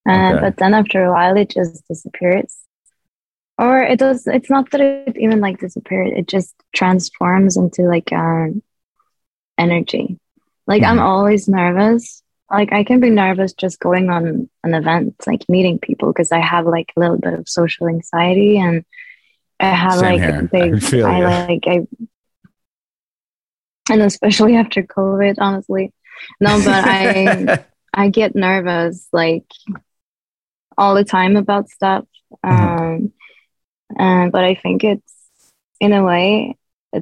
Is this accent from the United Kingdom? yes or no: no; Sweden; my hometown